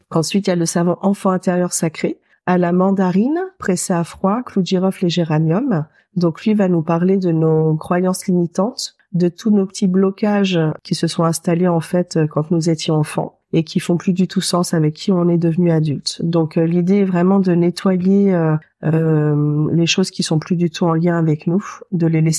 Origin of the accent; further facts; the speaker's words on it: Normandy, France; born there; Je suis née en Normandie avant ça.